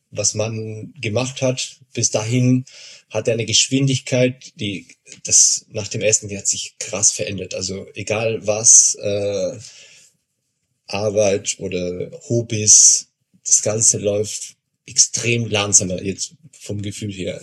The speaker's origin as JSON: {"language": "German", "country": "Argentina", "moved": "yes", "lives_now": "Regensburg, Germany", "said": "ich komme aus Argentinien"}